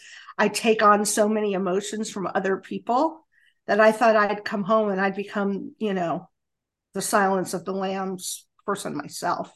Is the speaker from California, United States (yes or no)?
yes; Los Angeles, California, United States; moved away as an adult; now in Springfield, United States; I'm a Los Angelino